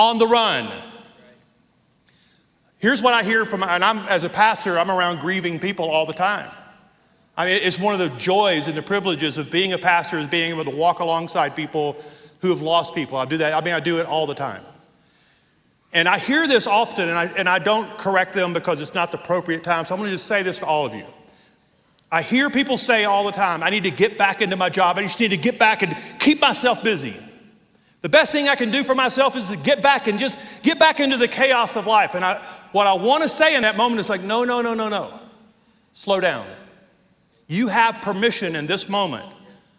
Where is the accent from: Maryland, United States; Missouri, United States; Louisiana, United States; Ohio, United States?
Louisiana, United States; Northwest; now in Colorado Springs, United States; When I was 8 years old, we lived in Northwest Louisiana, and we lived out in the middle of nowhere